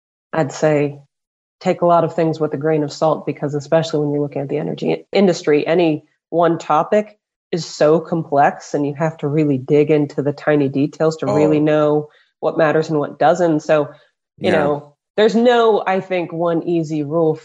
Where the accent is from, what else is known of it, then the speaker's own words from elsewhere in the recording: Louisville, Kentucky, United States; Louisville, Kentucky. I'm born and raised here